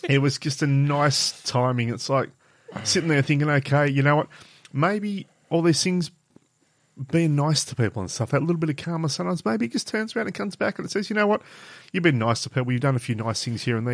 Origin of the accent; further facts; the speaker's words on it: Burnie, Tasmania, Australia; I'm from Burnie on the Coast